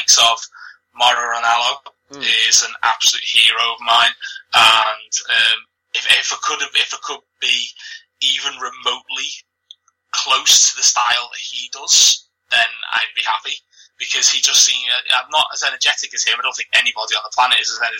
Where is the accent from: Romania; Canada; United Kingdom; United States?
United Kingdom; Liverpool, North West England; accent: Scouse; you can tell by my accent, I'm a Scouser, I'm proud of it. I haven't got the strongest Liverpool accent